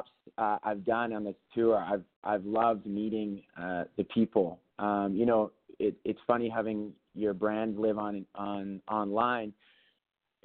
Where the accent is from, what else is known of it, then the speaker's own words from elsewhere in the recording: British Columbia, Canada; moved away; I grew up in British Columbia, actually, so Seattle was not far away.